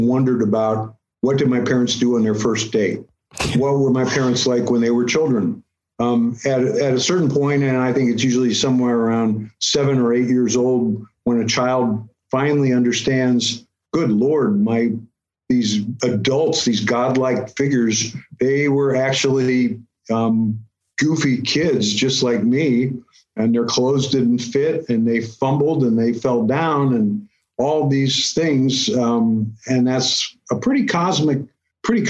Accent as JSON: {"language": "English", "town": "St. Louis", "region": "Missouri", "country": "United States", "tie": "born or raised there", "moved": "yes", "said": "visiting my parents in St. Louis, Missouri, my hometown"}